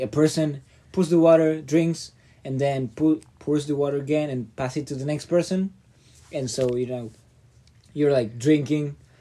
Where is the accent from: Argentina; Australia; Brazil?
Argentina; now in United States; I'm from Argentina